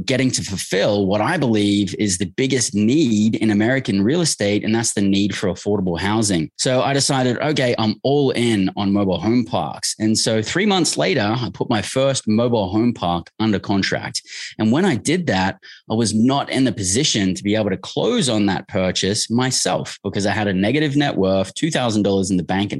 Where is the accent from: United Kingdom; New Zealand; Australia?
Australia; moved away as an adult; I grew up in Australia